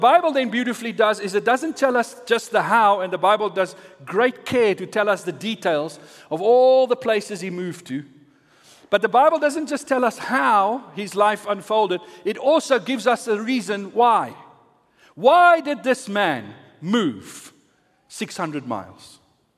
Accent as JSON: {"language": "English", "town": "Centurion", "region": "Gauteng", "country": "South Africa", "tie": "born or raised there", "also_born_or_lived": "Pretoria / Valhalla / Waterkloof/Vera Park", "said": "I was born here in Pretoria in the Marifont, as it was called those days"}